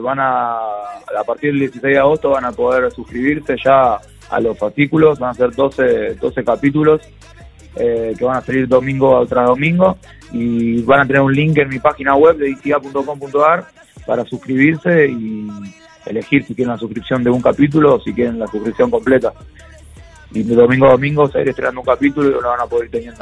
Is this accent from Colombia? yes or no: no; Argentina; como músico argentino